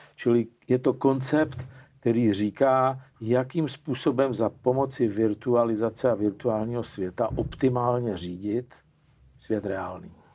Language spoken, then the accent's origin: Czech; Czechia